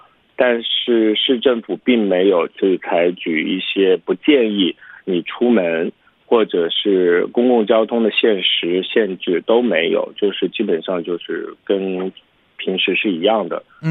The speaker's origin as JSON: {"language": "Chinese", "country": "China", "moved": "yes", "lives_now": "United States", "said": "因为我是中国人"}